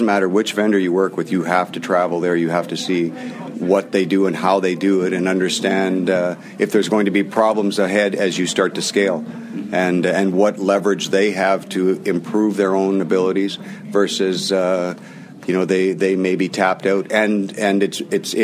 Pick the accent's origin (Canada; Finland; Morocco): Canada